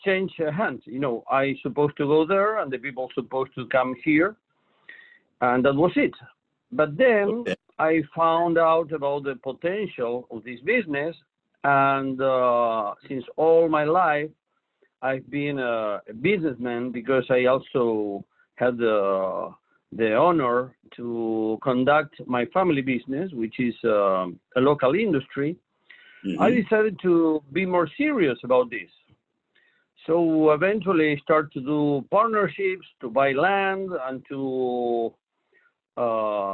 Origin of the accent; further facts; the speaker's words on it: La Plata, Buenos Aires Province, Argentina; Born and grew up here. Always in the same town. Yeah. My hometown is La Plata.